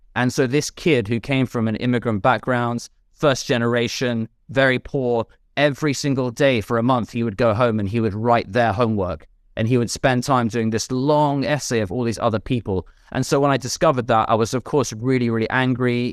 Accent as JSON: {"language": "English", "region": "London", "country": "United Kingdom", "tie": "born or raised there", "said": "I grew up in London"}